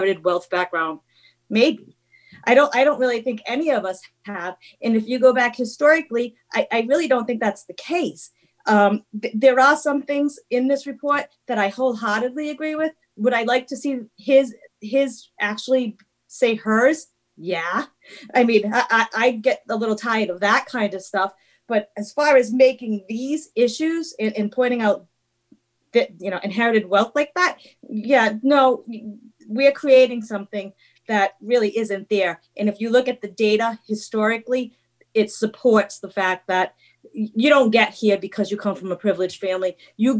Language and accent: English; Woonsocket, Rhode Island, United States; I grew up on Burnside Avenue in Woonsocket.